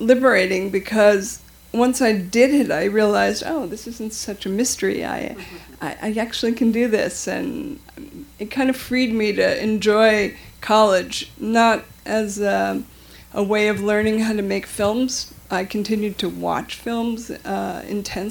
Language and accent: English; New York, United States; also born or lived in Madison, Wisconsin; as a child, I grew up in New York